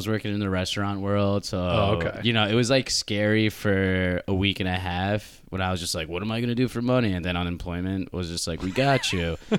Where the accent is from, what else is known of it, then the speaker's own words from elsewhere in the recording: Long Island, New York, United States; now in Brooklyn, United States; I grew up on Long Island, so it's not too far out. I go home every now and then anyway. But no, I stayed living in Brooklyn in Bed-Stuy.